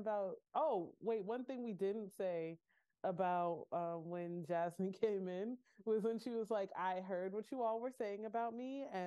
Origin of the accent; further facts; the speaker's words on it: Michigan, United States; I am a Michiganian